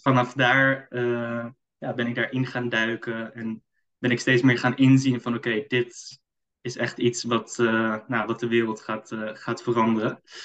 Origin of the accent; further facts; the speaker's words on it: Amsterdam, North Holland, Netherlands; Ik kom uit Amsterdam.